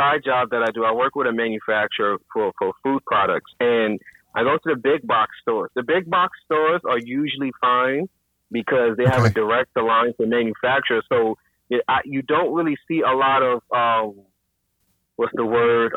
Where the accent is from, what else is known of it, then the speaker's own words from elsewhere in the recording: New York, United States; So I'm from New York